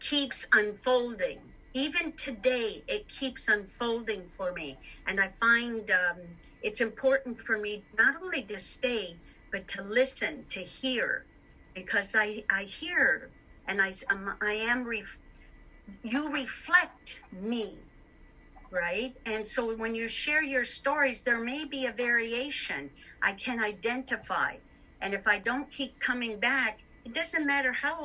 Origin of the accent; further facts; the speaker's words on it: Detroit, Michigan, United States; now in Canada; I'm from Detroit, Michigan